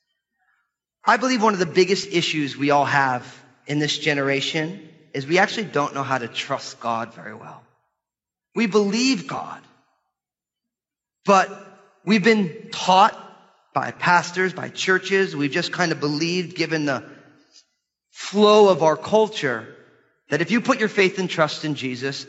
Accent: United States; our lives as American Christians

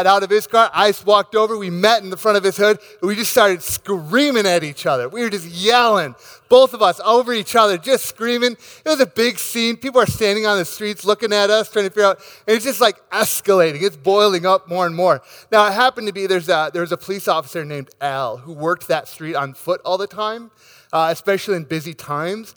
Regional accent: Rochester, Minnesota, United States; my hometown of Rochester, Minnesota

